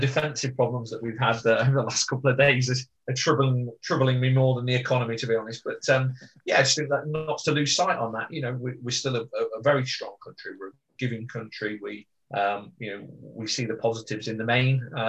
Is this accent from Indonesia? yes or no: no; England, United Kingdom; as an Englishman